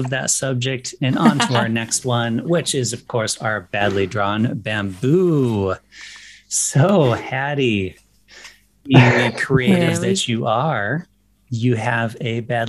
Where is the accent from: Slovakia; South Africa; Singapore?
South Africa; And people will be like, where are you from? And I'll be like, South Africa.